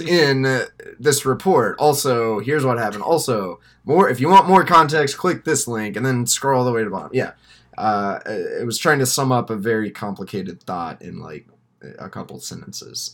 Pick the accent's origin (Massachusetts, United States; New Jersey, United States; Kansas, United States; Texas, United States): Texas, United States; now in Michigan, United States; Growing up in Texas